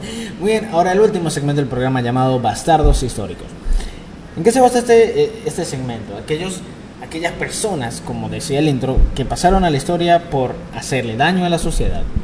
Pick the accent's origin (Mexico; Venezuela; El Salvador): Venezuela; San Cristóbal, Táchira; nacido en mi tierra, en San Cristóbal